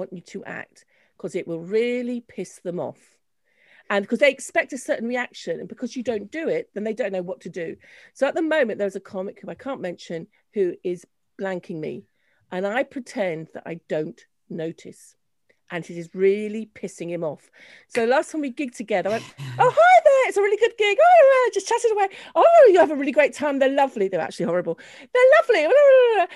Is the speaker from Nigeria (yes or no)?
no; London, United Kingdom; I had a very Scottish, even though I grew up in London, a very Scottish, enclave, if you like. So we would speak Scots